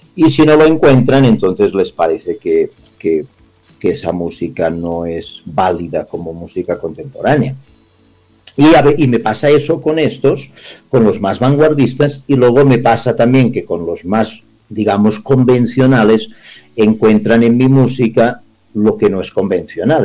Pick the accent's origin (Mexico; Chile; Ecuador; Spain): Spain; now in Colombia; como español llegado a Latinoamérica